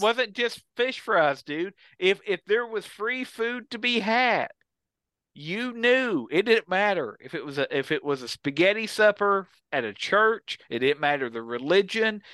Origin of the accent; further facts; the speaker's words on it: Kentucky, United States; we grew up in Kentucky, all three